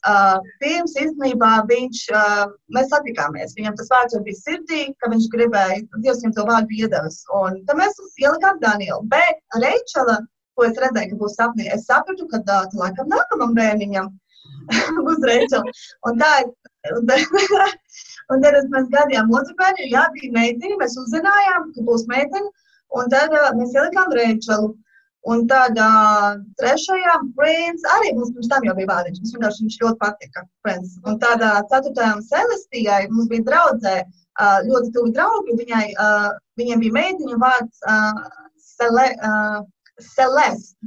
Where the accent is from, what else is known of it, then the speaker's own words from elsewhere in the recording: Latvia; moved away as an adult; now in Georgia, United States; esmu Džordžija štatā un uh, es uzaugu Latvijā